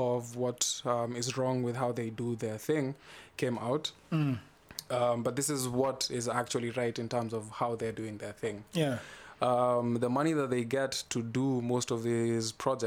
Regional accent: Kenya

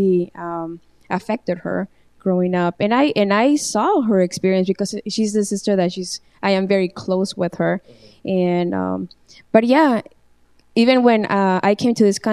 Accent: Mexico; moved away as an adult; also born or lived in San Francisco; now in United States; I was born in San Francisco, but I grew up in Mexico from newborn until, from year one until the age of 18. So I grew up in Mexico, completely like 100% Mexican.

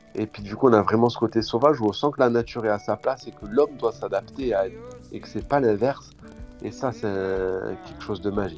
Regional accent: Tarbes, Occitania, France; moved away as an adult; also born or lived in Charente-Maritime / Pyrénées-Atlantiques / Toulouse / Switzerland; now in Norway; d'origine, je suis dans en Charente-Maritime. Après, j'ai grandi à Tarbes les Hautes-Pyrénées

